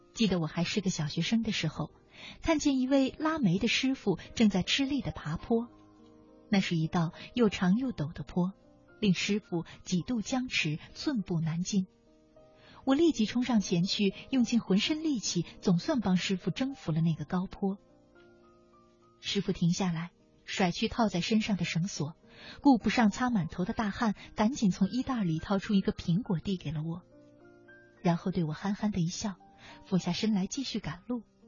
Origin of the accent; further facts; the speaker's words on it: China; 我们中国人